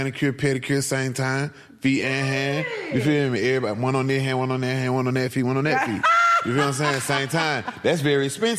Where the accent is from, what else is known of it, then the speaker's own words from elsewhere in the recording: Atlanta, Georgia, United States; I'm from Bankhead Court.